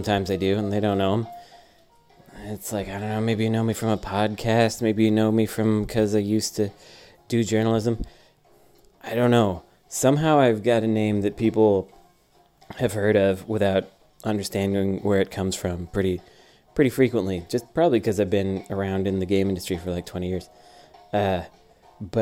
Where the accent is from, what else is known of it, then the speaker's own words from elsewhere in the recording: Oakland, California, United States; I'm from Oakland